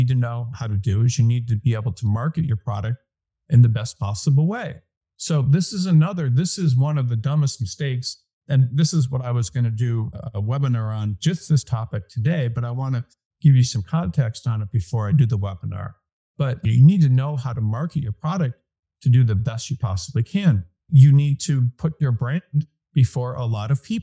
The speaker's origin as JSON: {"language": "English", "town": "Detroit", "region": "Michigan", "country": "United States", "moved": "as an adult", "said": "I was from Detroit"}